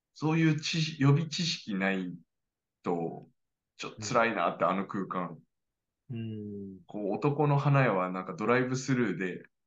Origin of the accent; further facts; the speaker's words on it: Kyushu, Japan; 九州男児